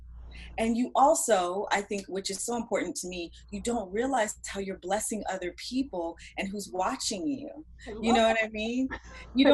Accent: Washington, United States; moved away as an adult; now in Los Angeles, United States; I'm actually from Washington State

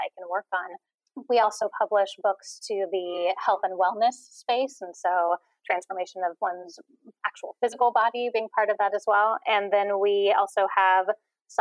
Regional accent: Northern California, United States; I'm from Northern California originally.

